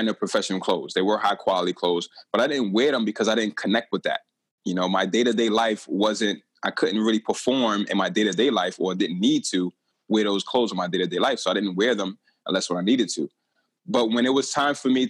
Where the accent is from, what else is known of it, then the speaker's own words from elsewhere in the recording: New York City, New York, United States; I grew up in Brooklyn, New York